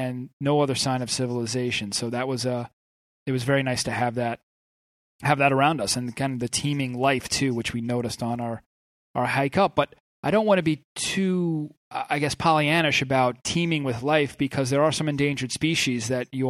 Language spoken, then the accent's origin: English; Long Island, New York, United States; I grew up on Long Island, you know, on the water.